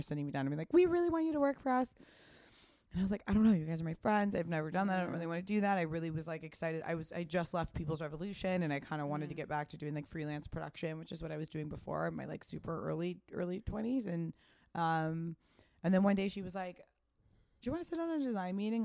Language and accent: English; Pasadena, California, United States; I grew up in Pasadena